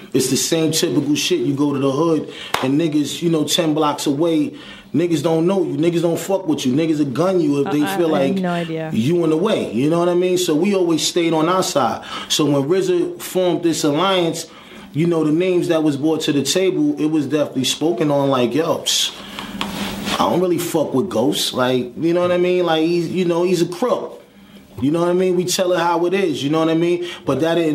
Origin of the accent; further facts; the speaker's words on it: New York City, New York, United States; I'm from Park Hill Projects